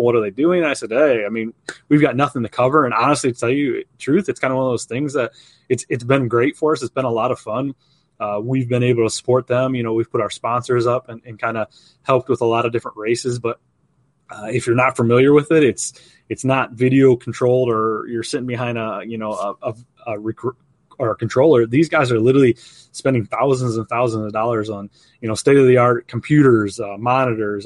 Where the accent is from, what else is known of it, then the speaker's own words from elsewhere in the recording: outside of Toledo, Ohio, United States; growing up in Hi-, Ohio, but outside of Toledo